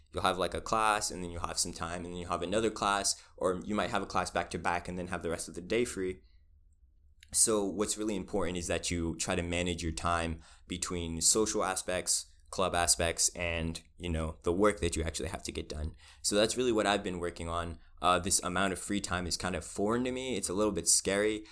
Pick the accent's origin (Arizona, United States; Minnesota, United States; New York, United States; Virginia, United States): Virginia, United States; Spotsylvania; moved away as an adult; now in Richmond, United States; I was raised in Spaldovania, I did have, um, like, I was a minority in my elementary school